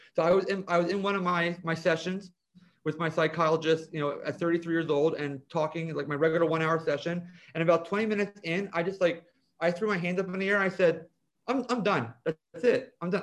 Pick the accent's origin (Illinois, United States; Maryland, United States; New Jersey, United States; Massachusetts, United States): New Jersey, United States; Vineland; also born or lived in Ocean City, New Jersey; I grew up in Vineland